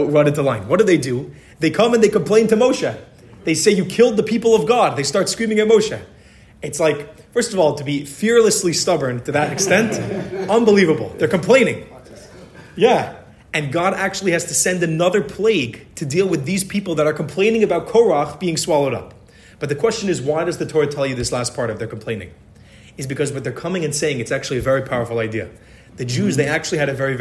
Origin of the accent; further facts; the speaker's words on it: Philadelphia, Pennsylvania, United States; I was born in Philadelphia